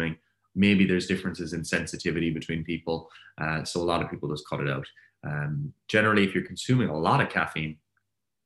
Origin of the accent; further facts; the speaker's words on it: Ireland; I'm Irish